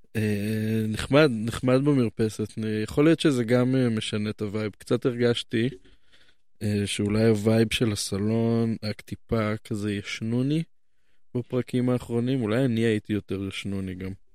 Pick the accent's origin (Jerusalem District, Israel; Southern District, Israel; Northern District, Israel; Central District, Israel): Jerusalem District, Israel; Jerusalem; אני נולדתי כאן